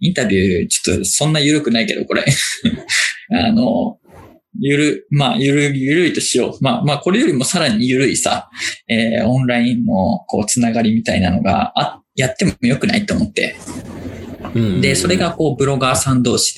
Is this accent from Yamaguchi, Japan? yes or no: no; Aichi, Japan; 自分、愛知県出身だから、名古屋にすごい詳しいわけだよね。